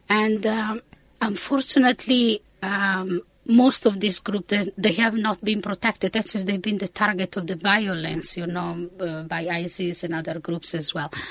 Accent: Italy; English is a second language; moved away as an adult; also born or lived in Austin, United States / England; when I finished my high, uh, my undergraduate in Italy, I did my PhD studies in the United States. So I left Italy for uh, Austin, Texas.

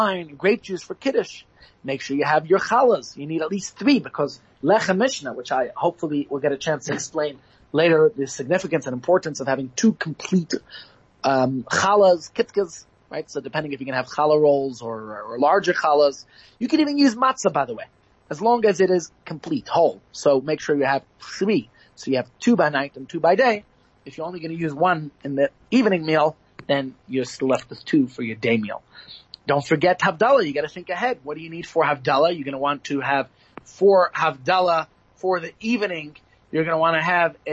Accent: New York, United States; now in South Africa; as a child growing up in New York

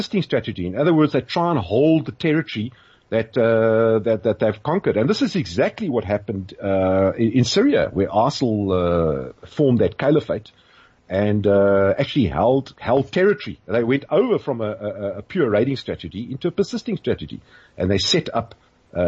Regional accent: South Africa; we have a history of divisiveness back at home here.

